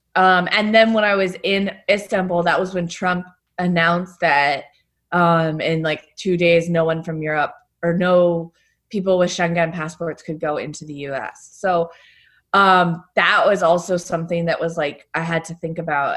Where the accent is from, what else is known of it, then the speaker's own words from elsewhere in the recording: New York, United States; moved away as an adult; also born or lived in Lebanon; sheltering in place, alone in my hometown